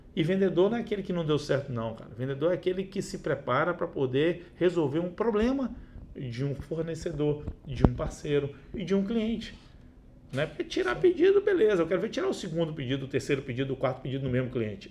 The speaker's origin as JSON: {"language": "Portuguese", "town": "Itabuna", "region": "Bahia", "country": "Brazil", "tie": "born or raised there", "also_born_or_lived": "Uberlândia", "moved": "yes", "lives_now": "Vitória, Brazil", "said": "Eu nasci em Itabuna"}